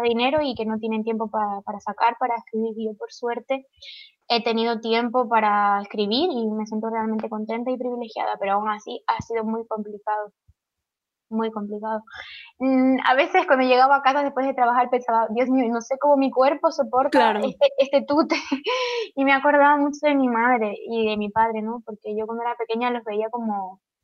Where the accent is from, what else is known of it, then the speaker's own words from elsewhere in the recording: Tenerife, Canary Islands, Spain; moved away as an adult; now in Madrid, Spain; me voy a mudar a Tenerife de nuevo.